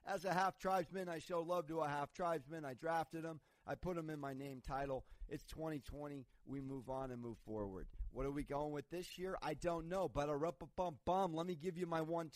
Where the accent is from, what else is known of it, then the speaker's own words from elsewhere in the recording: San Diego, California, United States; I'm from San Diego